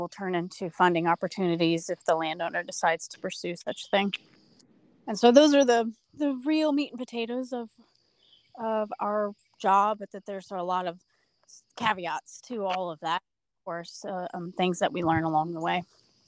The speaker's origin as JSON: {"language": "English", "town": "Lafayette", "region": "Indiana", "country": "United States", "tie": "born or raised there", "lives_now": "West Terre Haute, United States", "said": "I was born and raised in Lafayette, but I live in West Terre Haute, Indiana now"}